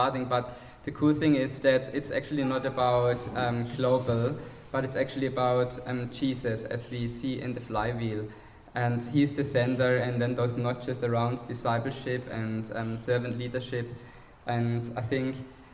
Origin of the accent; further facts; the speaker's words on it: Germany; accent: German; English is a second language; moved away; I'm from Germany, as most of you know, and the others can hear it on my accent